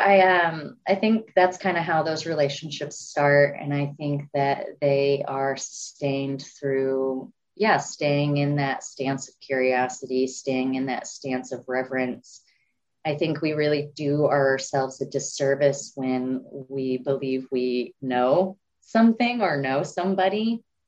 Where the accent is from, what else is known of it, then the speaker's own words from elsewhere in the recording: Pawhuska, Oklahoma, United States; also born or lived in Tulsa, Oklahoma; I come from Pawhuska, Oklahoma, originally, actually, even though I say Tulsa a lot